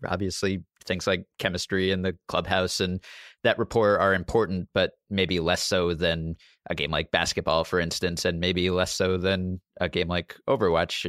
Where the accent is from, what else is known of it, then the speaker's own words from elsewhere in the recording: New York City, New York, United States; I grew up in Manhattan and have always lived here